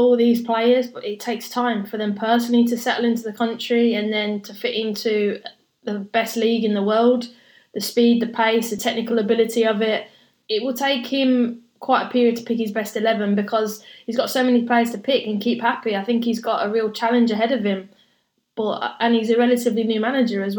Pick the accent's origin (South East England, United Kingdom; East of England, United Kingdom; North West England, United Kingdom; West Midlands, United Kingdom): West Midlands, United Kingdom; Birmingham; as a Brummie girl